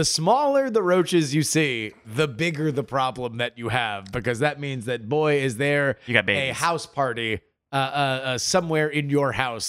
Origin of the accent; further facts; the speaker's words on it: Florida, United States; Florida, where Andrew and I grew up